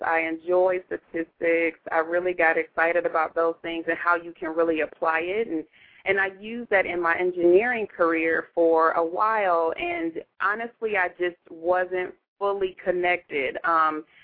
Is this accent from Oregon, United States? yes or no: no; Southfield, Michigan, United States; moved away as an adult; now in Phoenix, United States; I'm from the Detroit area, right outside Detroit. Southfield, Michigan is my hometown, and I've been out here in Phoenix going on 12 years.